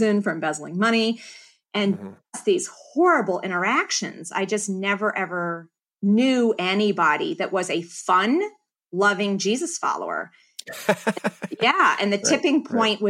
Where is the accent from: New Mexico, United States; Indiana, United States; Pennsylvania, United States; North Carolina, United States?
Pennsylvania, United States; northeastern; moved away as an adult; also born or lived in Philadelphia, Pennsylvania; now in St. Louis, United States; I'm a Philly girl. Mm-hmm. Born in Philly, raised in northeastern Pennsylvania